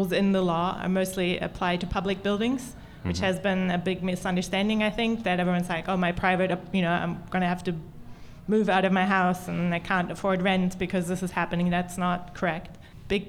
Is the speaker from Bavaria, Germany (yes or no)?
no; Berlin, Germany; I'm from Berlin